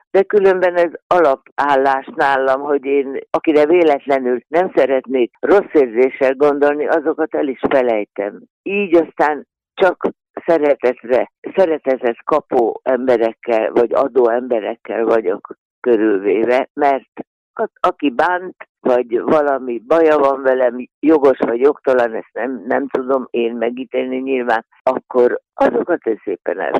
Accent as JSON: {"language": "Hungarian", "town": "Szeged", "region": "Csongrád-Csanád", "country": "Hungary", "tie": "born or raised there", "also_born_or_lived": "Kaposvár", "moved": "as an adult", "lives_now": "Budapest, Hungary", "said": "ott születtem, szegedi lány vagyok, ott élt az édesanyám, azért mentem Szegedre vissza"}